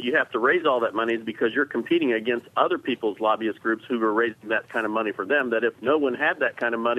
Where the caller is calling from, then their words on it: Terre Haute, Indiana, United States; I'm calling from Terre Haute.